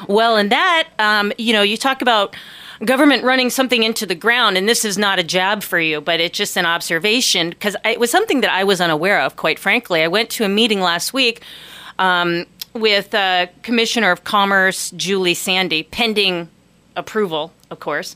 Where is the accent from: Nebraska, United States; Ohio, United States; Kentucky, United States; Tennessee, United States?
Ohio, United States; also born or lived in Tallahassee, Florida; now in Ketchikan, United States; I grew up in Ohio.